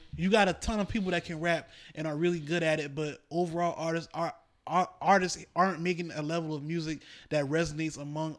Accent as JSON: {"language": "English", "region": "New York", "country": "United States", "said": "nobody likes us because we're from New York."}